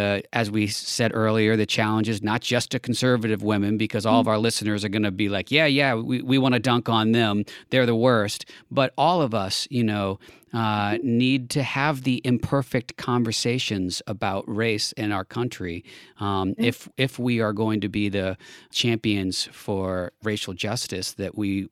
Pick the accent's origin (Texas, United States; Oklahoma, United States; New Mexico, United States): Texas, United States; And growing up in Texas, now we see in the news just a couple of days ago about literally banning books that are talking about race.